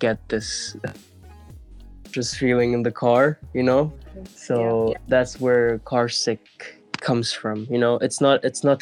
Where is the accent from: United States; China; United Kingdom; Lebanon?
Lebanon; moved away; also born or lived in Kuwait / Oslo / Stockholm; where I grew up in Lebanon